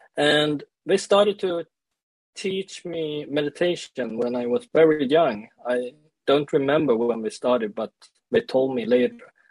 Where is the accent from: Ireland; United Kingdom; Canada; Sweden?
Sweden; also born or lived in South Korea; I grew up in Sweden and uh, I was uh, like adopted to Sweden when I was one year old